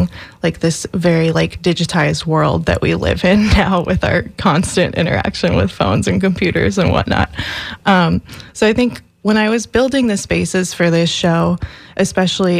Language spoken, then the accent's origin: English; Minnesota, United States; moved away as an adult; now in Florida, United States; I'm originally from Minnesota